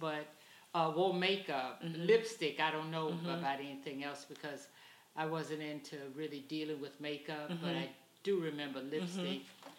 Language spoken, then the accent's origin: English; Jacksonville, Florida, United States; In Florida, in Jacksonville, Florida.